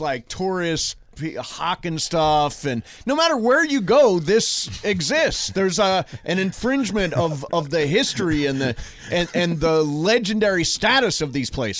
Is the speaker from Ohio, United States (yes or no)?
yes; Toledo, Ohio, United States; moved away; I grew up in Toledo, Ohio